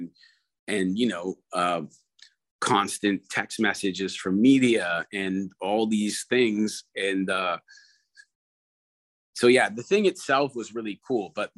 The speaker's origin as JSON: {"language": "English", "country": "Canada", "said": "I'm Canadian"}